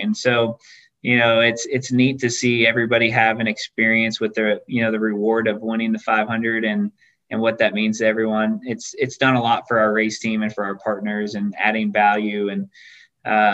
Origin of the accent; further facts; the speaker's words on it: Glendale, Arizona, United States; I grew up in Glendale, Arizona